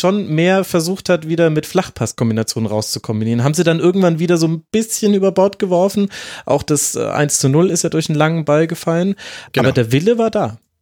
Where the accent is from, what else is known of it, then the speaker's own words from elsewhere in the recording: Franconia, Bavaria, Germany; now in Munich, Germany; ich als gebürtiger Franke